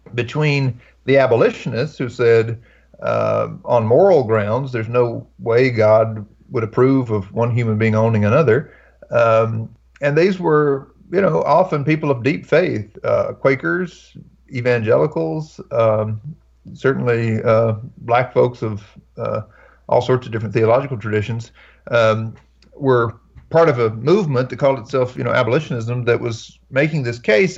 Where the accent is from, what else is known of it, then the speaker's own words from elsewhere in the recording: North Carolina, United States; I grew up here in North Carolina and uh, was raised Baptist in North Carolina